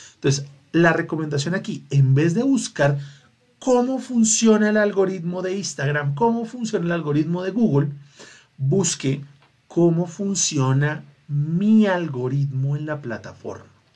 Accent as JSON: {"language": "Spanish", "region": "Bogotá", "country": "Colombia", "said": "Porque es mi ciudad, porque soy rolo"}